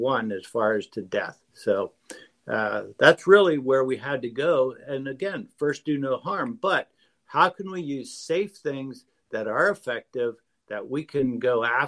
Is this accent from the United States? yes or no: no; Peru; moved away; I grew up in Peru